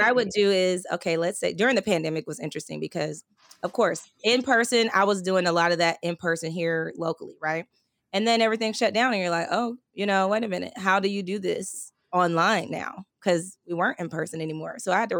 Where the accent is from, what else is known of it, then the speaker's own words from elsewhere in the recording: California, United States; also born or lived in Texas; When I moved to Texas, so I'm from California originally, the Bay Area, and I moved to Texas. I used to work for AT&T and I moved here with them.